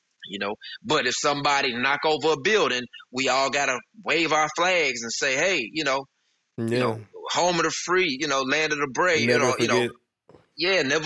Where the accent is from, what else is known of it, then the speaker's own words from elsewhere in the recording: St. Louis, Missouri, United States; moved away as an adult; now in Texas, United States; we moved from St. Louis down to Texas, and so I'm in a totally different environment